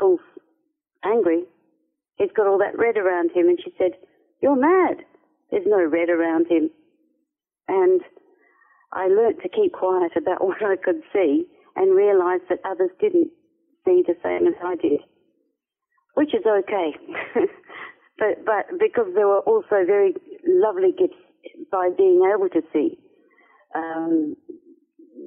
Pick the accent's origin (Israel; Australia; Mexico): Australia; Perth, Western Australia; I lived on the outskirts of a city called Perth. Grew up by the river in Perth, actually, and spent a lot of my childhood playing in the bush